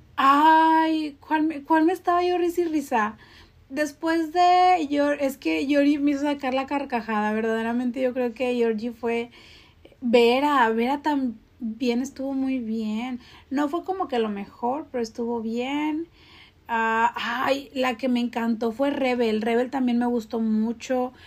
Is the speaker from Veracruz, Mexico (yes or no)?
no; Monterrey, Nuevo León, Mexico; desde la Sultana del Norte, aquí en la cuna de las grandes estrellas